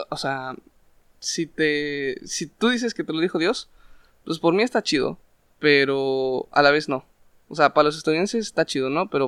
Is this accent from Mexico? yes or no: yes; Mexico